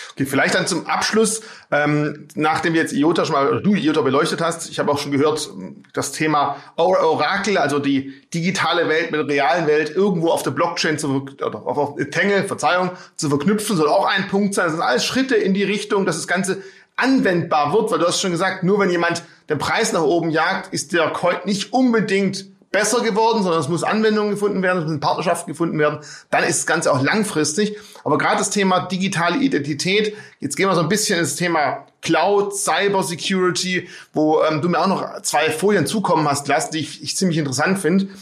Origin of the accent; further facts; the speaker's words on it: Swabia, Baden-Württemberg, Germany; als Schwabe